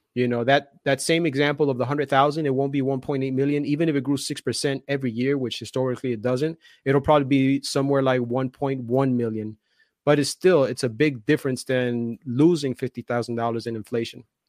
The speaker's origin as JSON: {"language": "English", "town": "Union City", "region": "New Jersey", "country": "United States", "tie": "born or raised there", "said": "I grew, I grew up in Jersey, and the city that I grew up in is called Union City"}